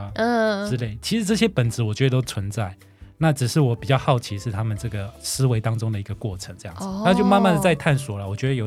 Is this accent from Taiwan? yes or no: yes; southern Taiwan, Taiwan; 我是呃正港的南部人。